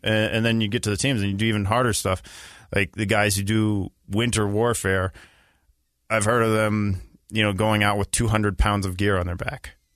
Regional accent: Boston, Massachusetts, United States; moved away as an adult; also born or lived in Israel; I grew up in Boston

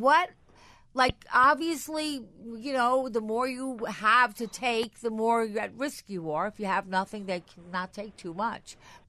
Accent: Long Island, New York, United States; moved away; I'm from Long Island originally.

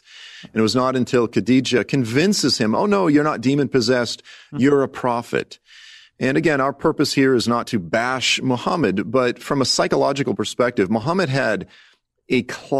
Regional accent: Massachusetts, United States; And it's, you know, look, I grew up in South Shore, Massachusetts, divorced family, this type of thing.

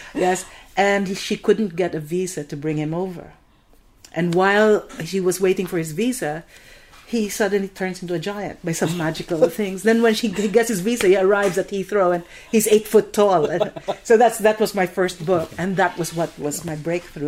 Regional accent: Philippines; moved away; I'm Filipino

